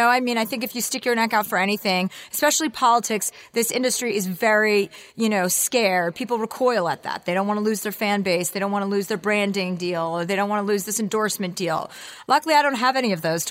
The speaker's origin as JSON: {"language": "English", "region": "New Jersey", "country": "United States", "tie": "born or raised there", "moved": "yes", "said": "I grew up in New Jersey"}